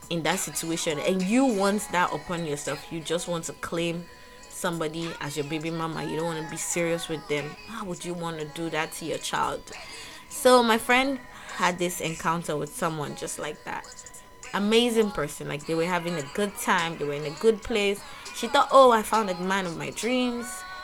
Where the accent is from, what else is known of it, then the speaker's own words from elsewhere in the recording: Lagos, Nigeria; now in Ghana; I was born in Lagos, so I'm Nigerian by birth